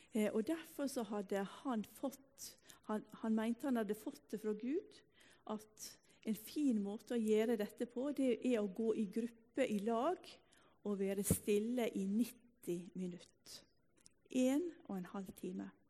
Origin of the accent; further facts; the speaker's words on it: Ulsteinvik, Møre og Romsdal, Norway; also born or lived in Salte, Bryne; now in Bryne, Norway; Denne teksten har vi hørt fra vi var fødde På bedehuset hjemme i Ulsteinvik